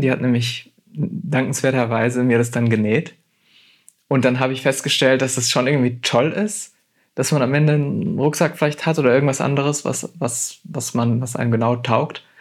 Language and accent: German; Germany; heißt Deutschland schon, schon weiterhin mein Heimatland